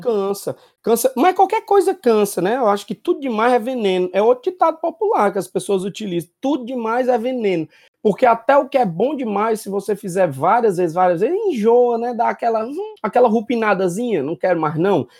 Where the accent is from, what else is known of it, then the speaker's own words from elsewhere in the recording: Fortaleza, Ceará, Brazil; eu sou sim oriundo do Conjunto Ceará, com muito orgulho terra que me criou